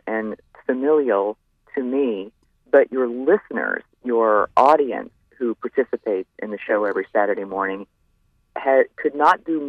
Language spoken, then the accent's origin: English; West Virginia, United States; moved away as an adult; also born or lived in New York / Texas; now in Wake Forest, United States; I grew up in West Virginia